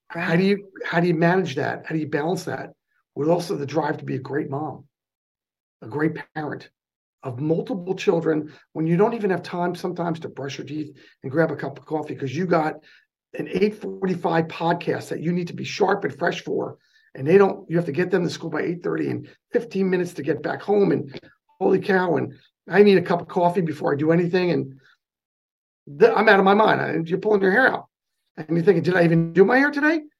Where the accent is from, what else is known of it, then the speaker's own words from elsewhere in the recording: New Jersey, United States; accent: New York; now in California, United States; i grew up in the new york market in north jersey just outside of lincoln